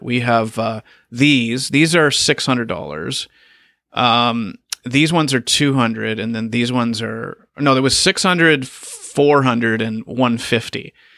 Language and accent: English; Canada; also born or lived in China / Japan; Canada, that's my home country